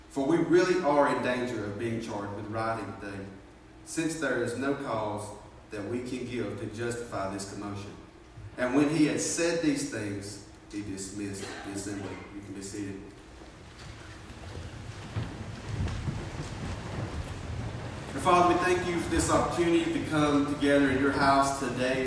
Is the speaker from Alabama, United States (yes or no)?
yes; Fort Payne, Alabama, United States; moved away; I'm from Fort Payne. I'm not even from this area